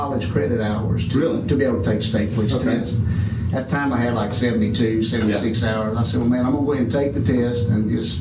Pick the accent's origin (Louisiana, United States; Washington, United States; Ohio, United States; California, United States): Louisiana, United States; Simpson; also born or lived in Alexandria, Louisiana; I was raised in a small country town about 40 miles west of there, metropolis of Simpson, Louisiana.